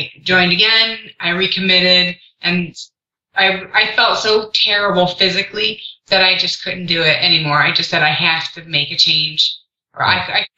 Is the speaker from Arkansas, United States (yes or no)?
no; Cleveland, Ohio, United States; I am from Cleveland, Ohio